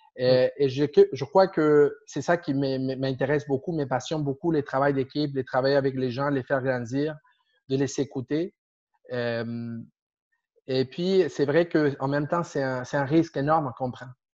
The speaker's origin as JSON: {"language": "French", "country": "Argentina", "second_language": "French", "moved": "as an adult", "lives_now": "Montreal, Canada", "said": "Je viens d'Argentine. De, de, euh, déjà déjà 15 ans ici"}